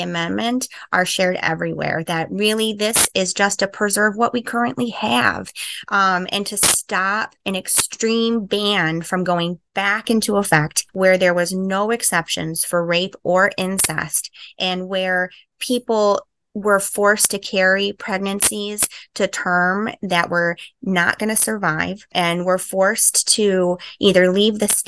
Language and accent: English; Michigan, United States; moved away as an adult; also born or lived in Ohio; now in Cleveland, United States; I moved to Ohio to go to medical school. I'm originally from Michigan